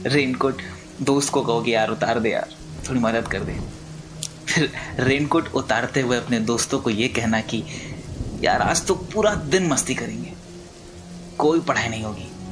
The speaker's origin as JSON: {"language": "Hindi", "town": "Raipur", "region": "Chhattisgarh", "country": "India", "tie": "born or raised there", "also_born_or_lived": "Bihar", "said": "मेरी पैदाइश बिहार के श्रीनगर जिले में हुई थी उसके आठ महीने बाद मैं अपने परिवार के साथ छत्तीसगढ़ के राजधानी रायपुर शहर आ गया गिरा संभला खेला खुदा स्कूल भी यहीं से किया"}